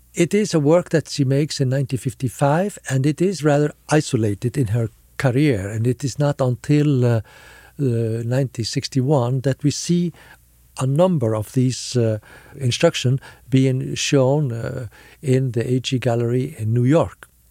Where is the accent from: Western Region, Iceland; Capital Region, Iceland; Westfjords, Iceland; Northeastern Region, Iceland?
Capital Region, Iceland; Reykjavik; I come from Iceland. Uh, I was born and raised in, in Reykjavik